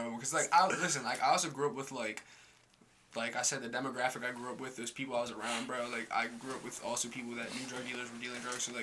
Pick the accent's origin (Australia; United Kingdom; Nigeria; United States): Nigeria; born there; Oh, so I was born in Nigeria.